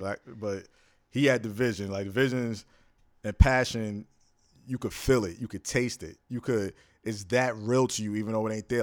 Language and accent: English; New York, United States; Born and raised in New York